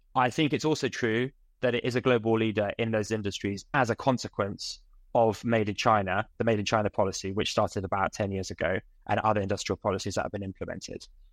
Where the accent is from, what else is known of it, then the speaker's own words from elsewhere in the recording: United Kingdom; as a British person